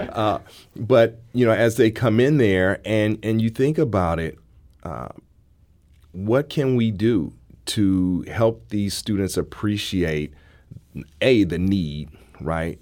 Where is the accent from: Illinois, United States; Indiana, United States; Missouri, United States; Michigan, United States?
Missouri, United States; St. Louis; I'm from Saint Louis, uh, I even went to school away and came back